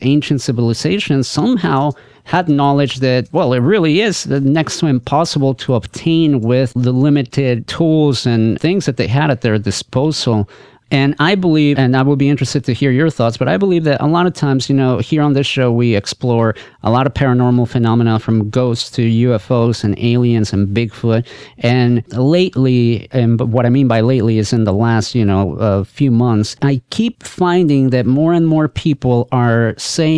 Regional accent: El Salvador; I'm actually from Latin, you know, I'm from El Salvador, so I speak Spanish

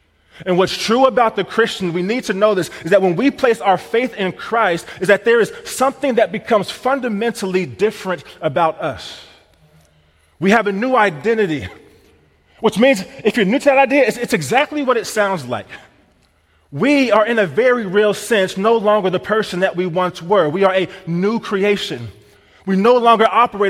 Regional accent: Missouri, United States; now in Wisconsin, United States; I'm from Missouri

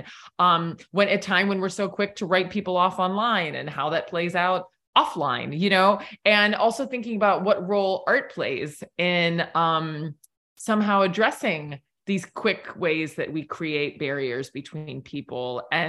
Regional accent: Southern Allegheny Highlands, Pennsylvania, United States; moved away; also born or lived in South America; I grew up in the Southern Allegheny Highlands

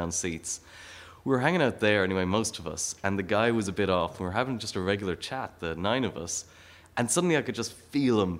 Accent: Ireland; I'm from Ireland.

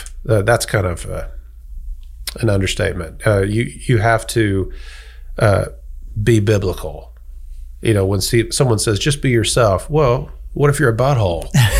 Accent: United States; accent: American; moved away as an adult; now in London, United Kingdom; And so I think people hear my accent. They might just see me as an American

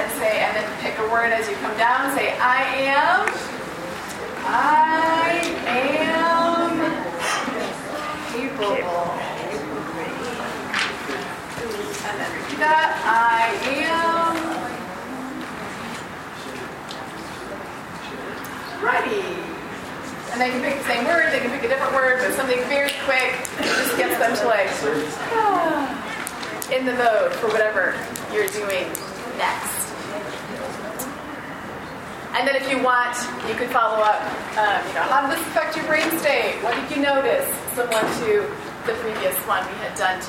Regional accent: Holland, Michigan, United States; I'm from Holland, Michigan

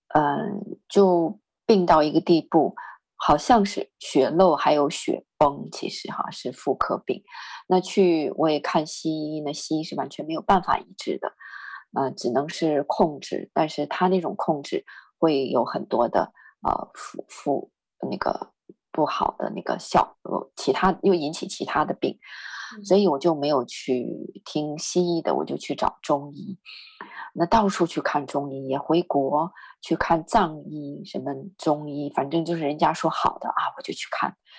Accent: northern China, China; 我是北方人

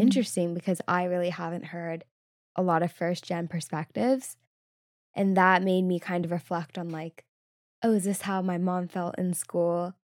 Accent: Southern California, United States; growing up in Southern California, which is pretty mixed

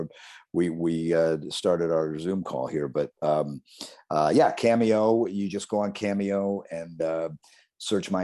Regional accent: Columbus, Ohio, United States; also born or lived in Chicago; now in Sarasota, United States; When I was a kid growing up in Columbus, Ohio

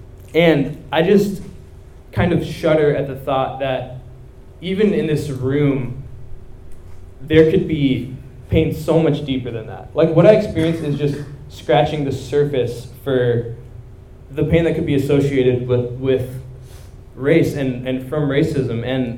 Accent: India; I'm Indian too

